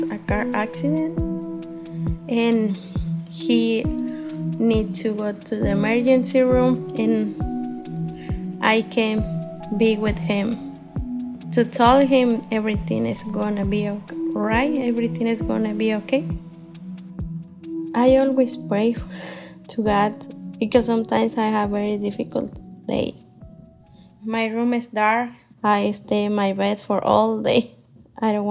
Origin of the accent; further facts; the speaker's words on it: Michoacán, Mexico; moved away as an adult; now in Columbus, United States; I'm from Michoacán, Mexico. I'm living in Columbus, Ohio, more than 20 years.